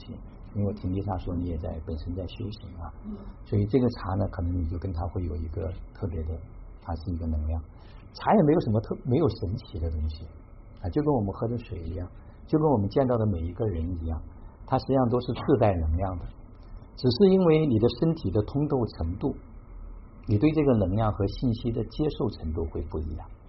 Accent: Xiangyang, Hubei, China; 我也是湖北人，我是我是对我是湖北襄阳人

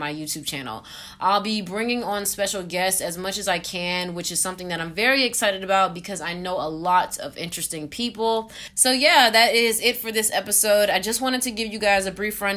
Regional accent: Atlanta, Georgia, United States; I am a 20-year-old from Atlanta

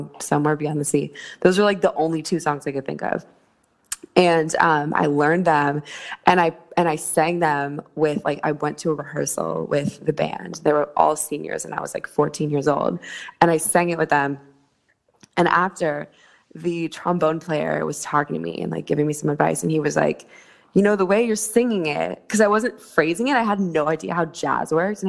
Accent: San Francisco, California, United States; moved away as an adult; also born or lived in New Orleans; I was born in San Francisco, actually. That's where my entire family is

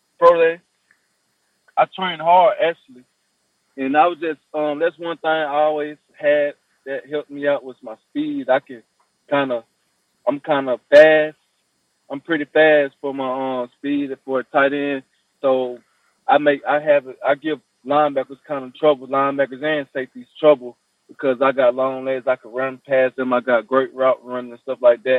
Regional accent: Tuscaloosa, Alabama, United States; also born or lived in Huntsville, Alabama; Yeah, that's my hometown. I grew up in Tuscaloosa, and I moved to Huntsville because I was on scholarship to play ball in Huntsville, Alabama A&M, but I'm from Tuscaloosa

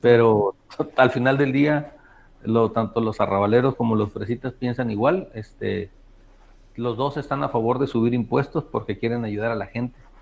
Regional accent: Baja California Sur, Mexico; soy de Baja California

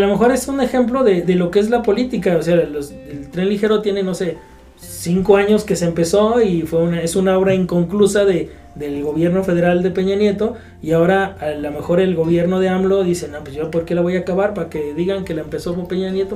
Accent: Guadalajara, Jalisco, Mexico; me considero un tapatío, no sé de qué tanto abolengo

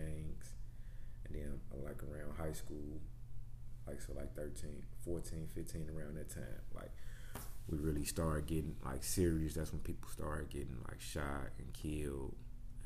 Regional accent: Chicago, Illinois, United States; moved away as an adult; now in Houston, United States; I'm born and raised in Chicago, on the south side.

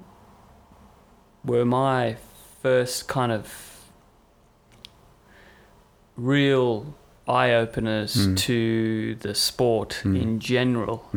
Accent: Cape Town, Western Cape, South Africa; moved away; I'm from South Africa, so grew up in Cape Town for a bit

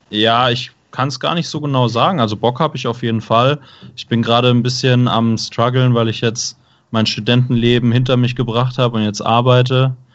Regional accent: Baden-Württemberg, Germany; Genau, also ich komme aus der Stuttgarter Gegend und würde mich dann dementsprechend tatsächlich eher im Süden aufhalten.

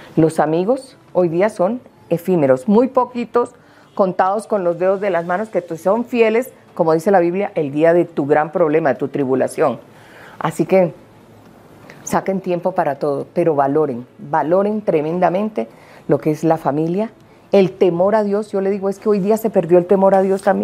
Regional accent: Colombia; cuántos colombianos aquí no hemos crecido por 52 años viendo sábados felices

